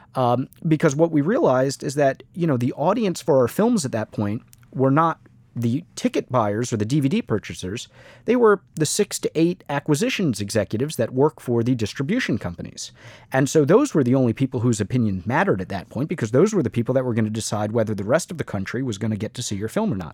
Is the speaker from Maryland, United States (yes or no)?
no; Miami, Florida, United States; our childhood growing up in Miami